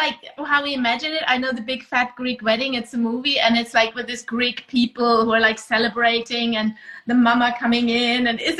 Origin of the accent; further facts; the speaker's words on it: Vienna, Austria; now in Germany; I live in Germany. I'm Austrian, actually. I come from Vienna, but I live in Germany.